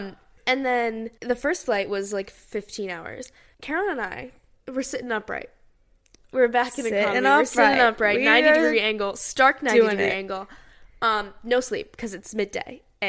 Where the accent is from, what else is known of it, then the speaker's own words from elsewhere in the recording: Hong Kong; we grew up in Hong Kong. We spent time in Hong Kong growing up